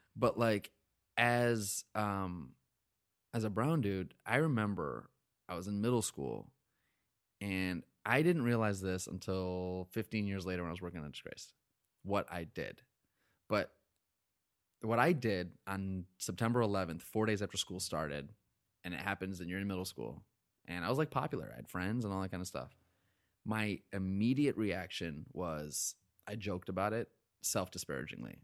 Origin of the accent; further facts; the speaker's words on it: upstate New York, United States; also born or lived in Boston; I grew up in upstate New York.